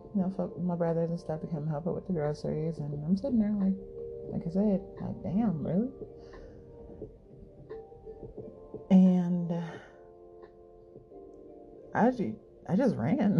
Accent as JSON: {"language": "English", "town": "Chicago", "region": "Illinois", "country": "United States", "tie": "born or raised there", "said": "I'm from Chicago"}